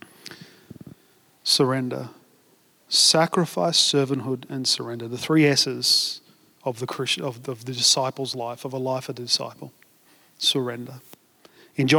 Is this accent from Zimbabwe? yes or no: no; Australia; we're Australian